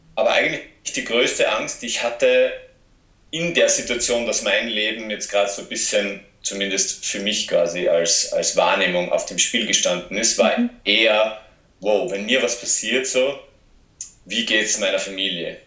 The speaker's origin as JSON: {"language": "German", "region": "south-east Austria", "country": "Austria", "tie": "born or raised there", "also_born_or_lived": "Graz / Portugal", "accent": "Austrian", "said": "ich komme ursprünglich aus einem kleinen Ort im Südosten von, von Österreich und bin dort aufgewachsen"}